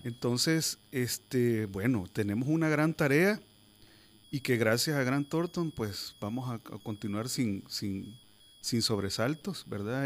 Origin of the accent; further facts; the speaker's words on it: El Salvador; nosotros como sociedad, como salvadoreños